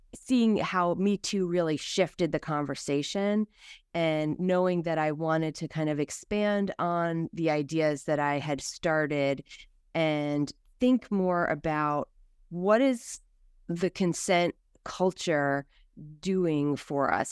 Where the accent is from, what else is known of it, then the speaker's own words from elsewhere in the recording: United States; as American